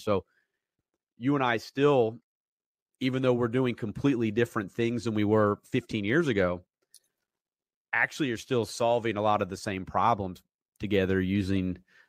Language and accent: English; Asheville, North Carolina, United States; I grew up in Asheville, like 4th grade on